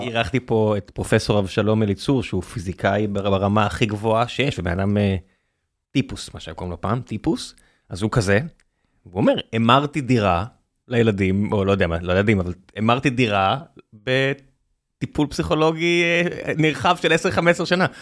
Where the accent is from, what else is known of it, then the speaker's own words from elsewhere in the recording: Beersheba, Southern District, Israel; now in Tel Aviv, Israel; כבאר שבעי